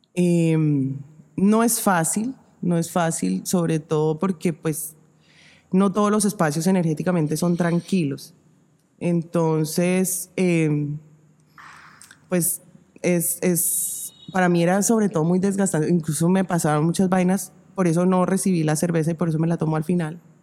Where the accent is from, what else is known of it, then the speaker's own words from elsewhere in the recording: Zipaquirá, Cundinamarca, Colombia; cuando vivíamos eh, en la primera casa donde vivimos en Zipaquirá, yo soy de Zipaquirá